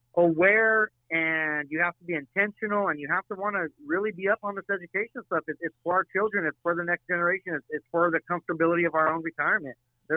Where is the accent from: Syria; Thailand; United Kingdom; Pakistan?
Syria; now in United States; I was born in Syria. I had to come to the United States and start with nothing.